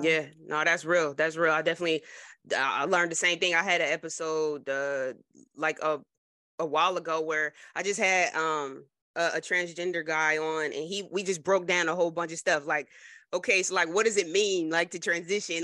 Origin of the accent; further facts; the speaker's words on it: New Jersey, United States; I'm from Jersey